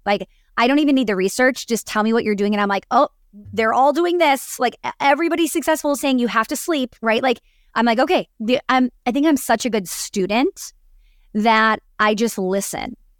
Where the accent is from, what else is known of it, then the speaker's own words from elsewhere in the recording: Wisconsin, United States; growing up in Wisconsin